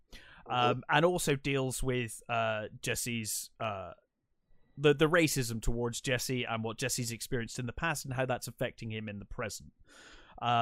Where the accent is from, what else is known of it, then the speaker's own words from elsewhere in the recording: England, United Kingdom; as an English person